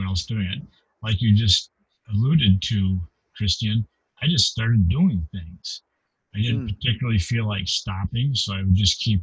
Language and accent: English; Kalamazoo, Michigan, United States; I grew up in a town called Kalamazoo, Michigan, in the Midwest of the United States